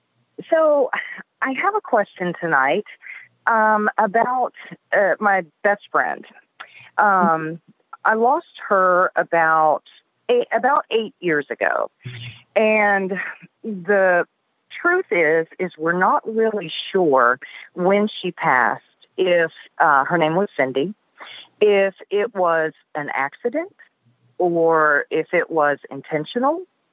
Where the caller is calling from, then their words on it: Mississippi, United States; Well, I am calling from next door to …, Alabama in Mississippi.